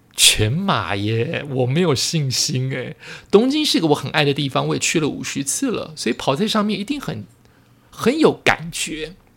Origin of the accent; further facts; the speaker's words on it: Taiwan; 因为我是台湾人